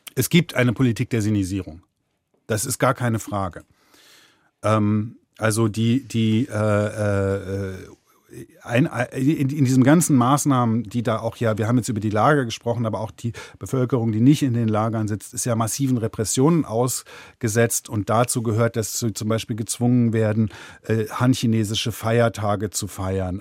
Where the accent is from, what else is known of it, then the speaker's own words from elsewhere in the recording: Germany; ich bin Deutscher